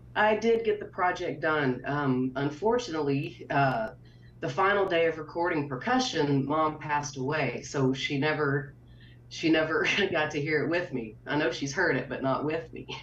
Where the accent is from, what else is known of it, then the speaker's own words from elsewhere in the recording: Milano, Texas, United States; I've grown up here